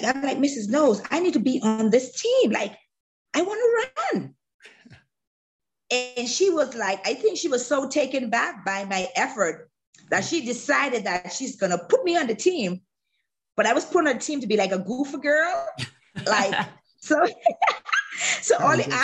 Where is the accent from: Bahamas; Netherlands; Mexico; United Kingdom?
Bahamas; moved away as an adult; also born or lived in Alabama; I had a really great time growing up in the Bahamas as a kid.